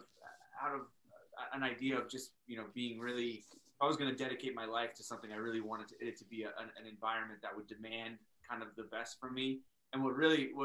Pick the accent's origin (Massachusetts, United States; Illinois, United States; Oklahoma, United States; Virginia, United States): Virginia, United States; DC area, Northern; moved away as an adult; now in Maine, United States; I'm originally from the Northern Virginia, DC area